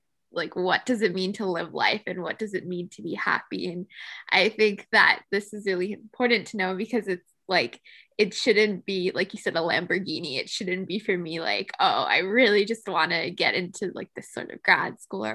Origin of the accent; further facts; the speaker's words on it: United States; I'm American